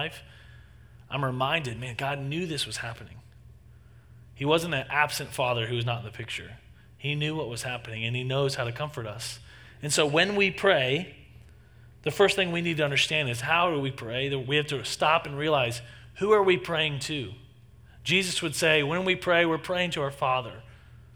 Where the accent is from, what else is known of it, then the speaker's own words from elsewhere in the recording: Texas, United States; moved away; I grew up in Texas and spent 18 years of my life in Texas